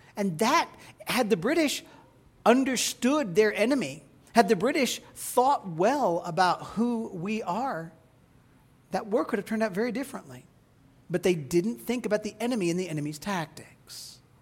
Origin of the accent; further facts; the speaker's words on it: Midwest, United States; As a child growing up in the Midwest